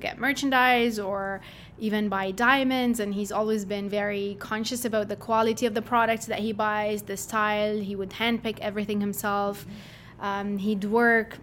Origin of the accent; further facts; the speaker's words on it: Jordan; moved away as an adult; now in Canada; growing up in Jordan was a lot of fun